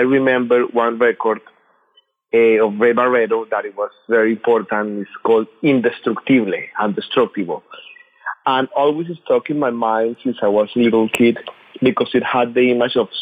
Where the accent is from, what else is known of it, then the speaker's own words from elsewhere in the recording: Colombia; moved away as an adult; now in New York, United States; I grew up in Colombia listening to the records that my uncle did in the 60s and the 70s